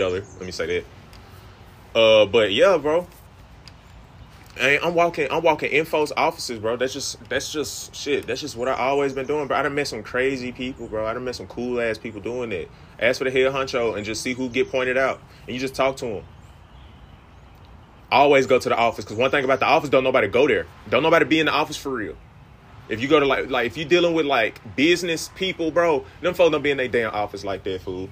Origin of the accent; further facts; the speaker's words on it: Greenville, United States; I'm from Greenville